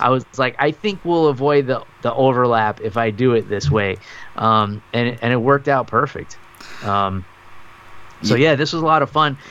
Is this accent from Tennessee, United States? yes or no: no; New York, United States; moved away; my hometown in New York